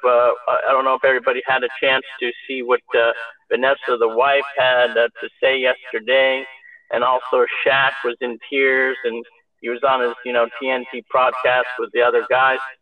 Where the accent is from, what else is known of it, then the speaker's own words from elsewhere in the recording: Los Angeles, California, United States; I am from Los Angeles.